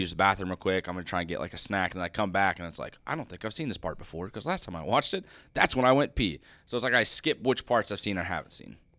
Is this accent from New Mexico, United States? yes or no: no; Idaho, United States; I was born in Idaho